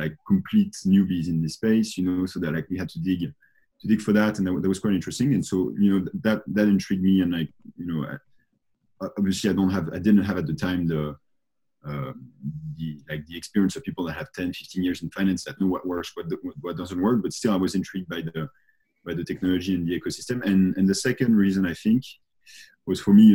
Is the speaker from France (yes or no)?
yes; France; I grew up in France